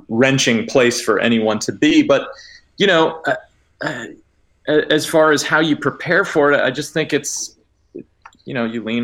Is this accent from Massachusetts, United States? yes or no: yes; Massachusetts, United States; I'm originally from Massachusetts